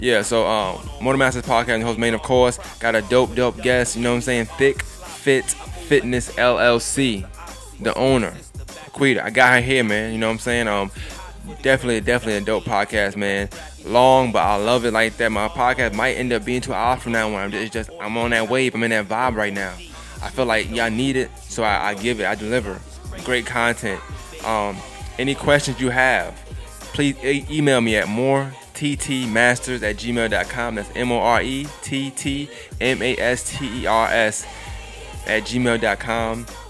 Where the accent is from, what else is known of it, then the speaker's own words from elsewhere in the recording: Augusta, Georgia, United States; I'm from Augusta